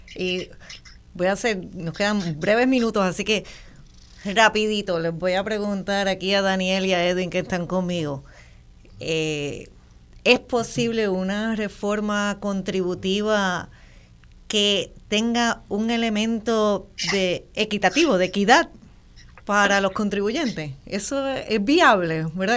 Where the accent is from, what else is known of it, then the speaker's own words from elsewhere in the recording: Puerto Rico; Somos puertorriqueños de nacidos en muchas partes